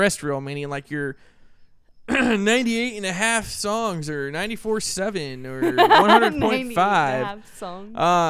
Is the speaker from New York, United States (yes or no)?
no; Sacramento, California, United States; I grew up in the scene here in Sacramento, since I was in junior high